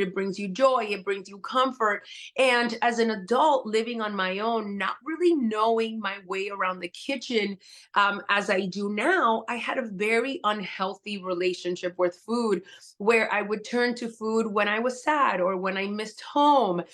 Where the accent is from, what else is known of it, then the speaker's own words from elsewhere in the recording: Miami, Florida, United States; also born or lived in Puerto Rico; I was raised part time in Miami, part time in Puerto Rico